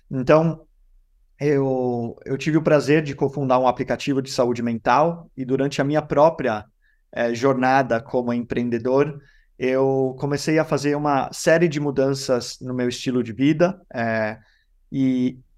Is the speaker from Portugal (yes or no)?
no; Denmark; now in Brazil; Eu moro no Brasil há 14 anos, eu sou dinamarquês brasileiro